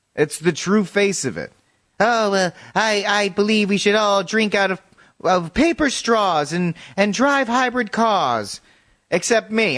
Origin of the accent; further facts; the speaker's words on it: United States; I'm an, I'm American.